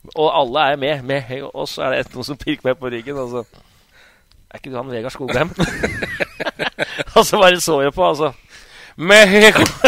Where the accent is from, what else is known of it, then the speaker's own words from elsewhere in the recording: Hamar, Innlandet, Norway; moved away as an adult; also born or lived in Bremen; jeg er jo født og oppvokst på Hamar